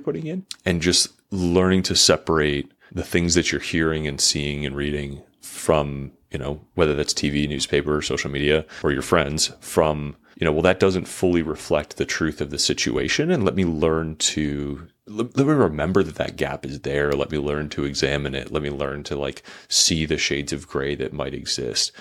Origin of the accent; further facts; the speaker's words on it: United States; as an American